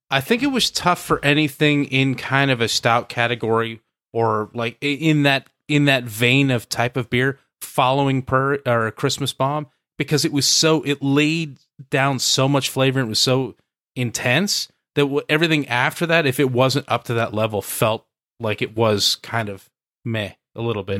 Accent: the Northwest, Pacific Northwest, United States; moved away; a guy who comes from the Northwest

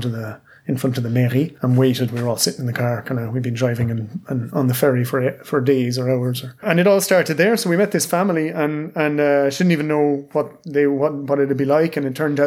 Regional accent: Ireland; now in France; we were growing up in Ireland, 16, 17, 18

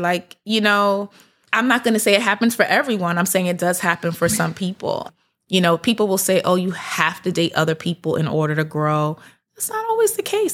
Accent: New York City, New York, United States; I'm from Brooklyn. My whole family, we lived in Brooklyn.

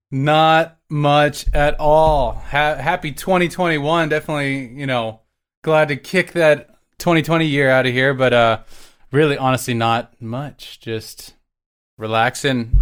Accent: Dallas, Texas, United States; also born or lived in Galveston, Texas; I grew up my whole life in Texas. I was born in Galveston

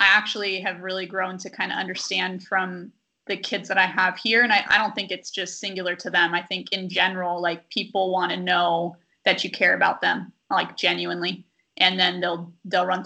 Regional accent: Sacramento, California, United States; now in Stockton, United States; I'm from Sacramento

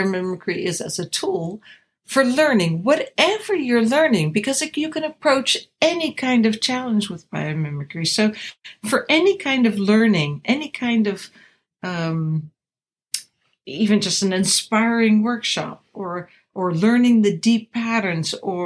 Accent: the Berkshires, Massachusetts, United States; growing up in the Berkshires in Massachusetts as a kid

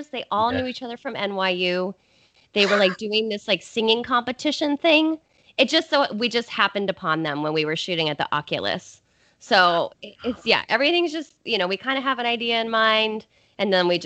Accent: Colorado, United States; I'm from Colorado, so

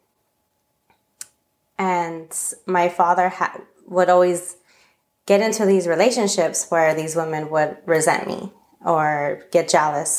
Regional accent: Los Angeles, California, United States; moved away as an adult; also born or lived in Minot, North Dakota; I'm from Northeast LA, basically across the train tracks from East LA. And, I grew up in an area called Eagle Rock, California.

